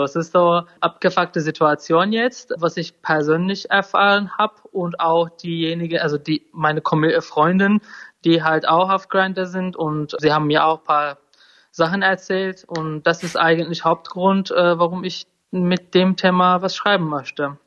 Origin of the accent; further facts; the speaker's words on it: Turkey; German is a second language; moved away as an adult; also born or lived in Sweden; now in Germany; ich komme ja aus der Türkei